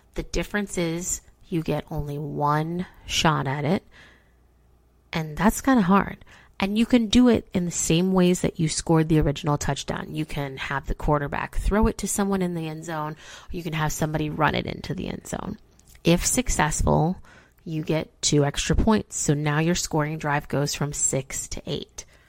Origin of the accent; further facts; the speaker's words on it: Chicago, Illinois, United States; now in Cincinnati, United States; I'm from Chicago.